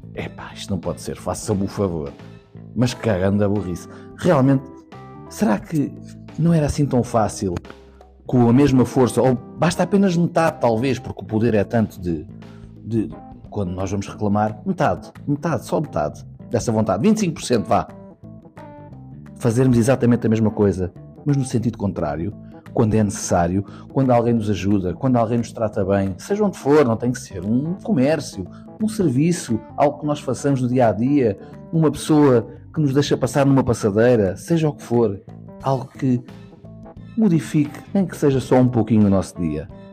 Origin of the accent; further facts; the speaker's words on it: Portugal; tudo o que nós somos como portugueses e portuguesas